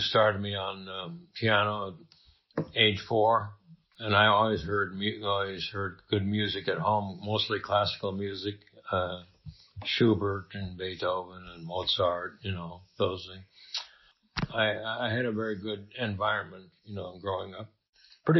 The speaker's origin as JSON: {"language": "English", "area": "Brown County", "region": "Minnesota", "country": "United States", "tie": "born or raised there", "moved": "yes", "said": "I was born in Brown County, Minnesota."}